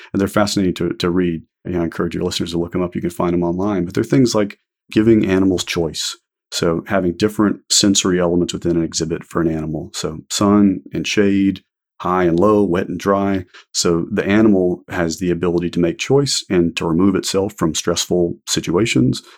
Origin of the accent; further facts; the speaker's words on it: Houston, Texas, United States; I grew up in Houston